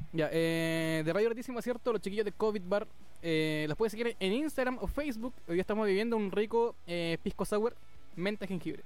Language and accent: Spanish; Puerto Varas, Los Lagos, Chile; nacido y criado en Puerto Varas